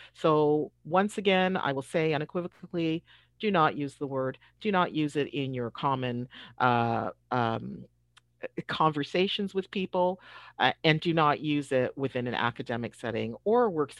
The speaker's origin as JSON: {"language": "English", "town": "Toronto", "region": "Ontario", "country": "Canada", "tie": "born or raised there", "said": "I experienced the usage of this word when I was a young child growing up in Toronto, when we had to read books that use this word over and over and over."}